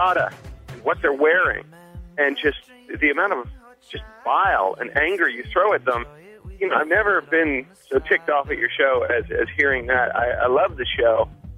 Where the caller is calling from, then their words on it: North Hollywood, California, United States; I'm from North Hollywood, California.